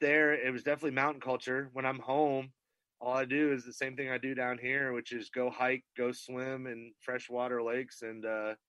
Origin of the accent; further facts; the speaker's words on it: Champlain Valley, Northern Adirondacks, New York, United States; I grew up in the Champlain Valley, Northern Adirondacks